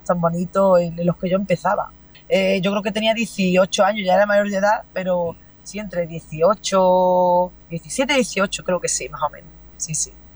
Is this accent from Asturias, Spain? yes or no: no; Huelva, Andalusia, Spain; el fandango de mi tierra, de Huelva